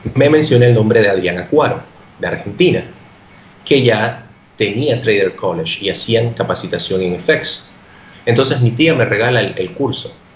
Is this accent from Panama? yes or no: yes; Panama; moved away; yo soy de Panamá